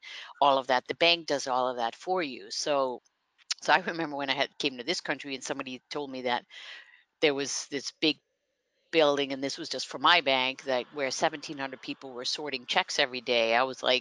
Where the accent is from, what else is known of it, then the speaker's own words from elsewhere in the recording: Netherlands; first language Dutch; English is a second language; moved away as an adult; also born or lived in Cape Cod, Massachusetts; now in United States; as a young person growing up, you had to learn English, you know, like Dutch is obviously the first language, but then you learn English. And then what I grew up near the German and Belgian border.